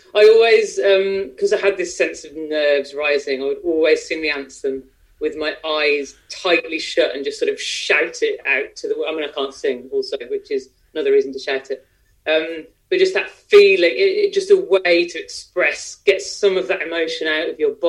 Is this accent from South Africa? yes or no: no; Midlands, United Kingdom; I grew up in the Midlands, went to a state school in the Midlands